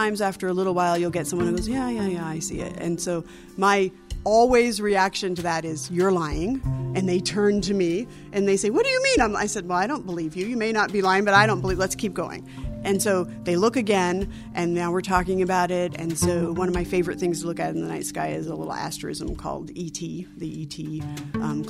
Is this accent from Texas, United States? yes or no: no; Alaska, United States; One of the brightest memories I have of growing up in Alaska is just the connection with the outdoors